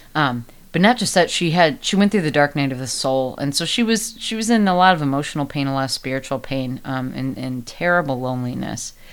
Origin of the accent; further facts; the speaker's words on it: United States; I am very American